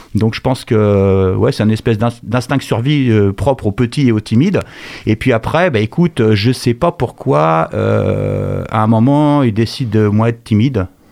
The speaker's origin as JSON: {"language": "French", "town": "Angers", "region": "Pays de la Loire", "country": "France", "tie": "born or raised there", "also_born_or_lived": "Bourges", "said": "je suis né à Bourges en 1964 et je suis arrivé à Angers en 1970."}